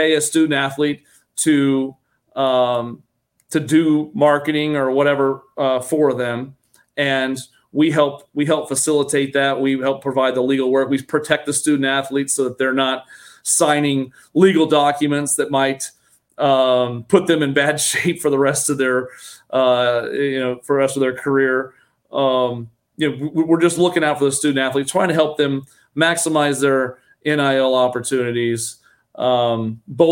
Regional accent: Kansas City, United States; also born or lived in Iowa; now in Florida, United States; I grew up in the Kansas City area

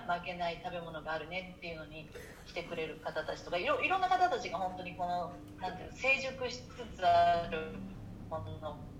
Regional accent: Tokyo, Japan; moved away as an adult; also born or lived in Chiba; now in Portland, United States; 東京で生まれていて杉並で生まれてる

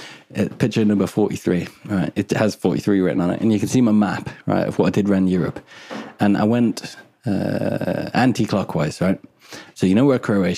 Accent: Edgmond, West Midlands, United Kingdom; I'm from Edgemont, which is just like near Newport.

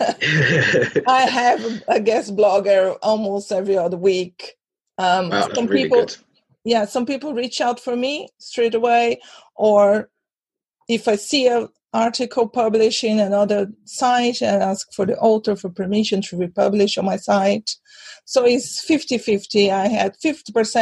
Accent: Brazil; also born or lived in London; now in Europe; I'm originally from Brazil, but I've been living in Europe for almost 20 years.

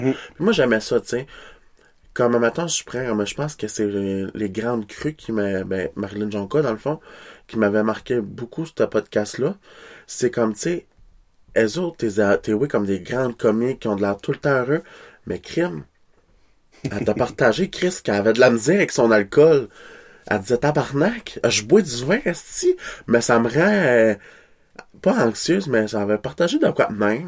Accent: Kedgewick, New Brunswick, Canada; accent: Québécois; moved away; je viens de Kedgewick, là, born and raised.

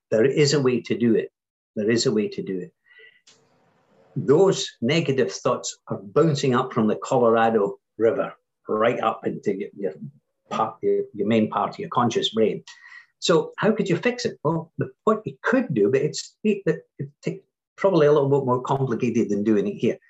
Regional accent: Scotland, United Kingdom; Being Scottish

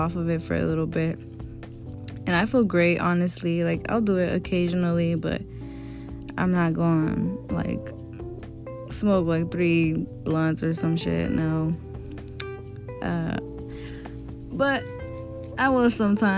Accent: Houston, Texas, United States; also born or lived in Mexican ancestry; now in Georgia, United States; I did live in Houston, Texas for a majority of my life

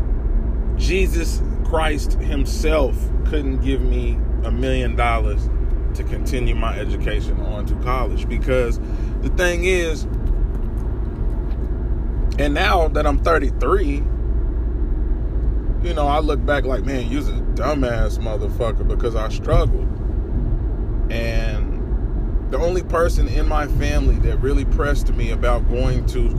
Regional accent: Topeka, Kansas, United States; I'm from Topeka, the capital city of Kansas. And where I'm from, there's nothing fucking there.

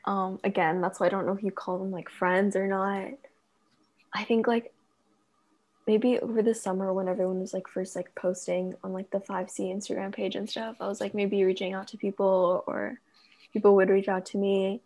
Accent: United States; Okay, so I'm actually an American living overseas, so my experience would be very different

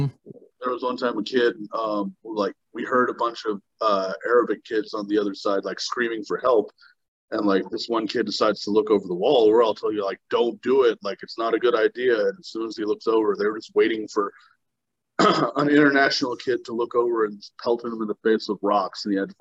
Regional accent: Texas, United States; I grew up in Texas, and, like, so let's say, like, my fourth grade year is the first year I was in Texas.

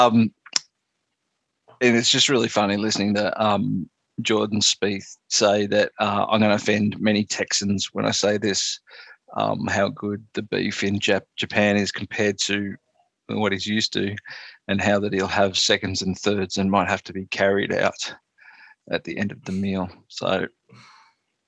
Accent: Australia; being an Aussie

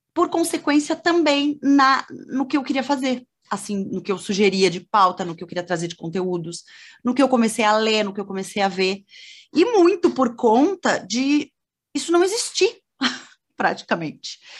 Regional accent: Porto Alegre, Rio Grande do Sul, Brazil; also born or lived in Cruz Alta; Eu sou sou gaúcha, sou de, de Cruz Alta, que é uma cidade do interior do Rio Grande do Sul. Uhum. Minha família toda é de lá, mas é, eu na, quando eu nasci, os meus pais já moravam em Porto Alegre

